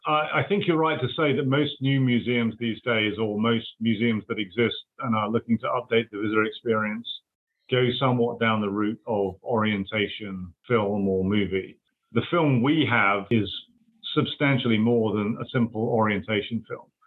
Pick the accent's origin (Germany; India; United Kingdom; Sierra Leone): United Kingdom; accent: British; moved away as an adult; now in United States; although I am an American U.S. citizen now, I hail from the United Kingdom. So my accent is still, after 20 odd years, recognizably, I guess, British.